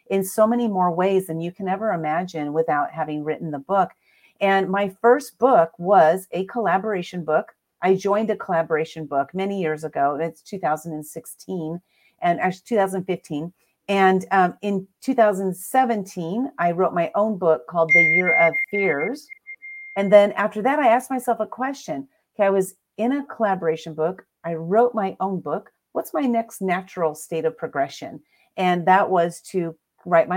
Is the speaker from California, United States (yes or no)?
yes; San Diego, California, United States; I'm from San Diego, California. I was born and raised.